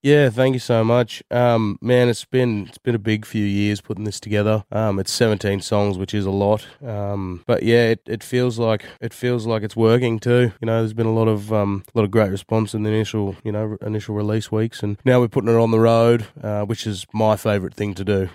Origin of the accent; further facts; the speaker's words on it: Jindabyne, New South Wales, Australia; moved away; also born or lived in Wagga Wagga; Grew up in Jindabyne. Yep, that's my hometown